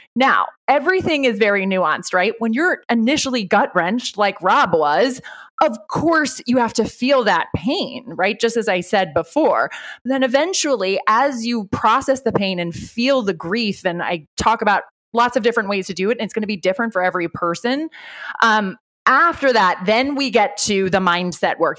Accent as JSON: {"language": "English", "country": "Ireland", "tie": "born or raised there", "said": "I grew up Irish Catholic. I'm from Ireland. I'm 100% Irish"}